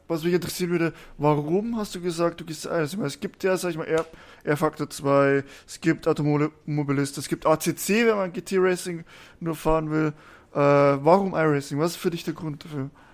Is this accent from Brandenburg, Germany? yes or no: no; Bavaria, Germany; Ich komme ja aus Bayern, aus dem tiefsten Süden